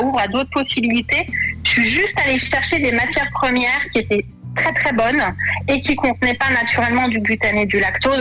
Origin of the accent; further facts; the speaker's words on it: Lorraine, Grand Est, France; je suis originaire de Lorraine, en France